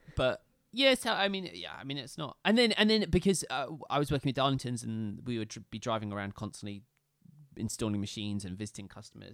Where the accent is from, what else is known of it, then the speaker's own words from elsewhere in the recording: Scotland, United Kingdom; realistically, I'm Scottish